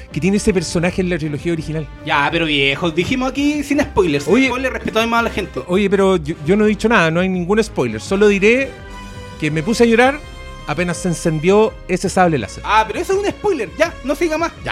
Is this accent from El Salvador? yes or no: no; Chile; el que no es nuestro Pedro Pascal esté ahí hace que uno se sienta orgulloso, pero, pero como chileno.